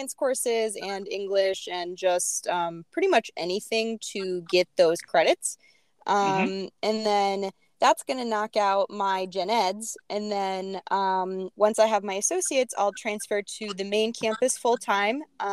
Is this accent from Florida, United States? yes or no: no; Beloit-Janesville area, Wisconsin, United States; I grew up in the Beloit-Janesville area